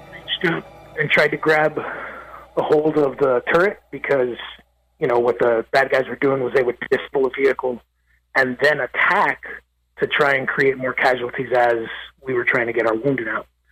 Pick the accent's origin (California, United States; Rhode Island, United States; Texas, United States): California, United States; Los Angeles; now in Nashville, United States; I'm from East Los Angeles, California, originally. I was uh, born and raised in East